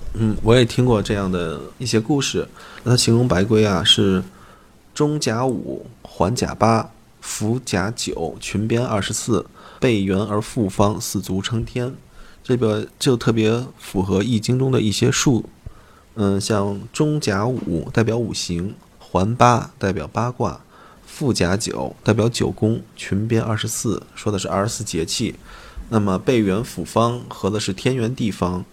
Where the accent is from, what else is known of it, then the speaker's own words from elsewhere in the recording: China; 我们中国人农业时代的时候是重土安迁的